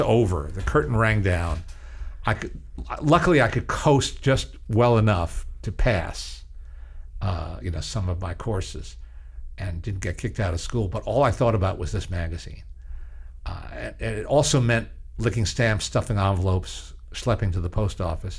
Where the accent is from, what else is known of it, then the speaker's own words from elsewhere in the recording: Teaneck, New Jersey, United States; now in Los Angeles, United States; my local library, which is just a few blocks away in my hometown in Teaneck, New Jersey.